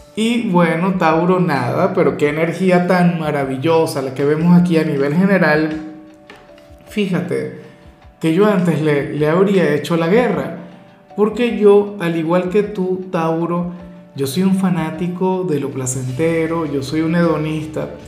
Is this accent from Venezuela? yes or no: yes; Venezuela; mi país, Venezuela